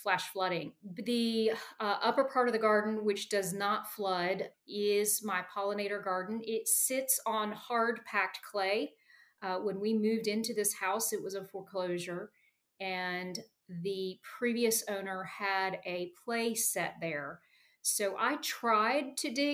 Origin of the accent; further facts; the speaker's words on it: the South, United States; also born or lived in Cumberland County, Pennsylvania; now in Pennsylvania, United States; Growing up in the South and moving to the Arctic Northeast